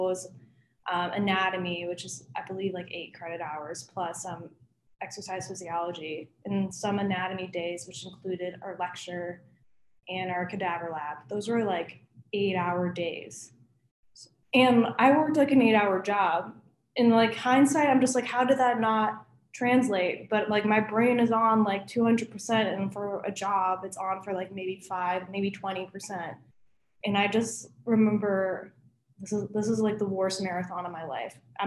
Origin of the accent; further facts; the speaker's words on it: Chicago, Illinois, United States; moved away as an adult; now in Cincinnati, United States; So I actually live in the city of Chicago, and I've lived only in Illinois my whole life.